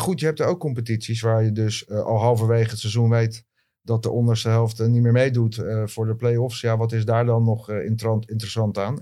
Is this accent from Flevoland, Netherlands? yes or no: no; Leiden, South Holland, Netherlands; ik kom uit Leiden